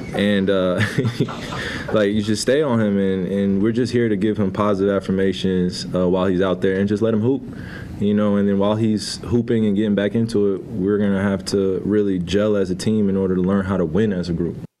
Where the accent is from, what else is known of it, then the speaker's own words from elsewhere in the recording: New Jersey, United States; I'm from Jersey